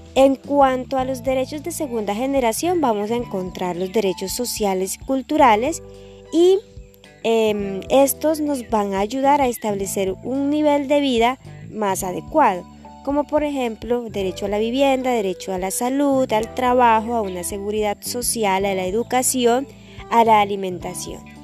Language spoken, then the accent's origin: Spanish; Colombia